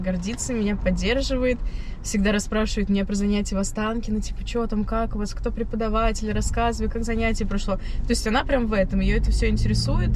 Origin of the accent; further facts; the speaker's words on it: Penza, Penza Oblast, Russia; moved away as an adult; now in Moscow, Russia; я родом из Пензы